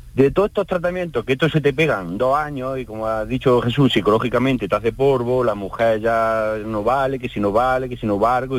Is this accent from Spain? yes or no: yes; Jaén, Andalusia, Spain; yo soy de Jaén